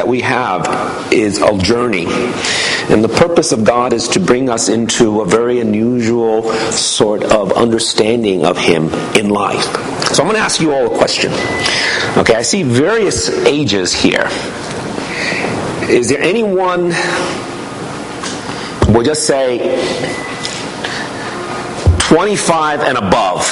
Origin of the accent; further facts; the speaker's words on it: New York City, New York, United States; I wasn't raised in this church. I was raised in New York City.